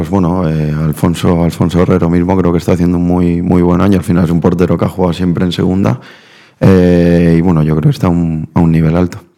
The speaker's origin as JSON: {"language": "Spanish", "country": "Argentina", "said": "venimos de Argentina y, en eso sí que, sí que me, les doy las gracias, al final me siento argentino."}